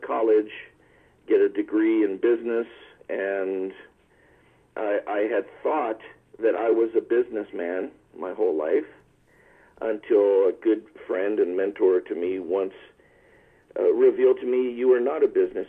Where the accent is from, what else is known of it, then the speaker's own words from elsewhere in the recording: Culver City, California, United States; also born or lived in Santa Monica, California / Nevada; I am a California local, born and raised in Santa Monica, California, and grew up in Culver City, where I'm locally based